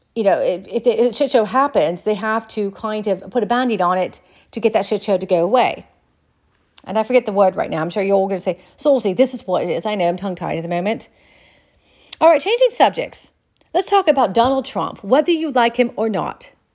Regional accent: United States; I'm an American

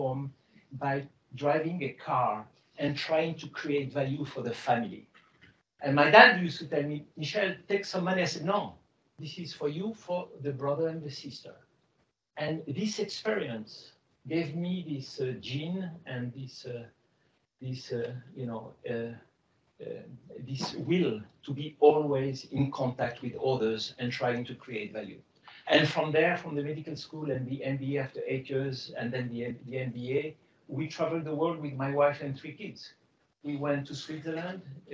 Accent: Casablanca, Casablanca-Settat, Morocco; English is a second language; moved away as an adult; I was born in Casablanca from Greek parents who were born in Morocco, 100% Greek, but born as a French. Speaking Greek over the weekend, French at school, and French national. You can hear my accent.

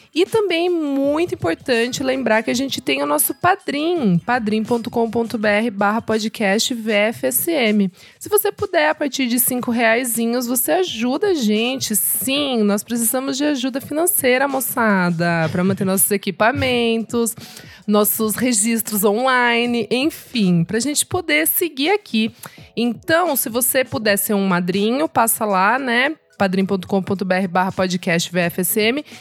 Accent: Sorocaba, São Paulo, Brazil; moved away; eu sou de Sorocaba, né? Interior

